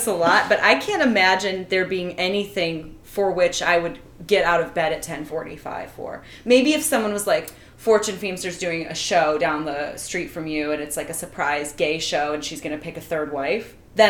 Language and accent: English; Midwest, United States; I am from the Midwest, so I have a different taste.